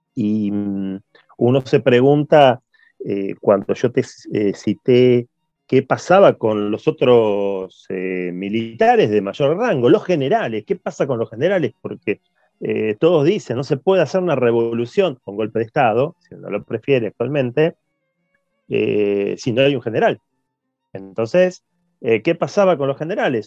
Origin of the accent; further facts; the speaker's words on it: Lomas de Zamora, Buenos Aires Province, Argentina; soy Loma de Zamora